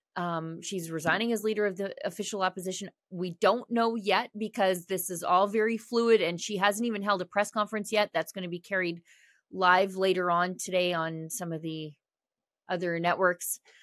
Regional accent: Fort Saskatchewan, Alberta, Canada; I'm from Fort Saskatchewan

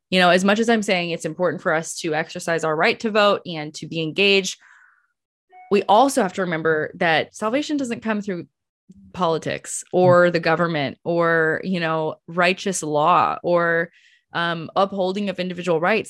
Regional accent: United States; as an American

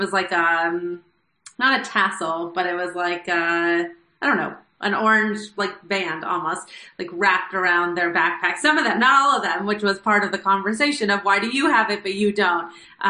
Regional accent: Los Angeles, California, United States; I'm definitely not from there. I'm definitely from Los Angeles.

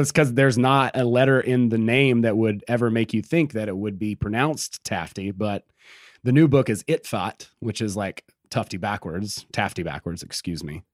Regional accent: Georgia, United States; I'm from Georgia, right? Like, I'm no stranger to meth. Like, that's, you know, I grew up around, you know, just really simple country living

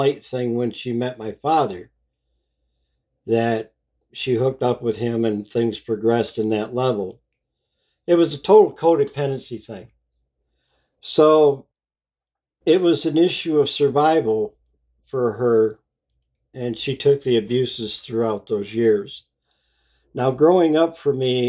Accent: Muskegon, Michigan, United States; I was born in Muskegon, Michigan in 1959

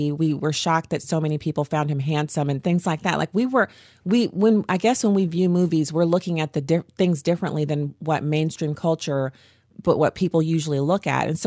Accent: Germany; I knew growing up in Germany that we were in a Cold War

